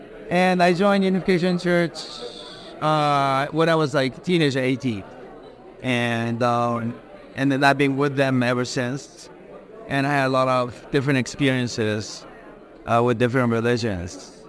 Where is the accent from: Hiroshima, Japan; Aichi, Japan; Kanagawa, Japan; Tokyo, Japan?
Tokyo, Japan; also born or lived in Sydney, Australia / New York, United States; I was born in Sydney, raised in Tokyo and in New York.